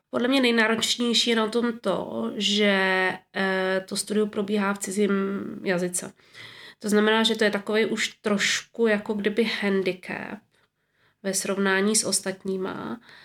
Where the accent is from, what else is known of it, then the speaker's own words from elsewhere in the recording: Moravská Třebová, Pardubice Region, Czechia; moved away as an adult; also born or lived in Prague; now in Zurich, Switzerland; jsem se narodila v roce sedmdesát šest v Moravské Třebové